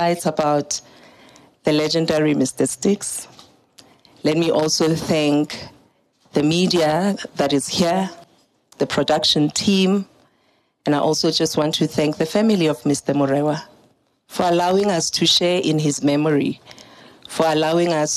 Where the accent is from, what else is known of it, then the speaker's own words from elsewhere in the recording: Daveyton, Gauteng, South Africa; I'm from Daveyton